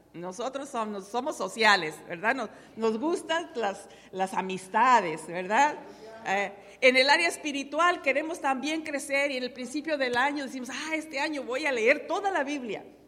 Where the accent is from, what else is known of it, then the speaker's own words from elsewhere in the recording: Tepehuanes, Durango, Mexico; now in United States; en mi pueblo natal, en Carreras Tepehuanes, Durango, México